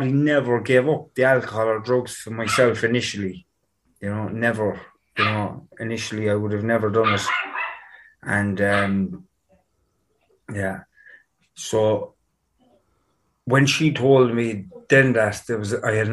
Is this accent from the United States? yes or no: no; Cork, Munster, Ireland; I grew up in Knocknaheeny, in Cork City.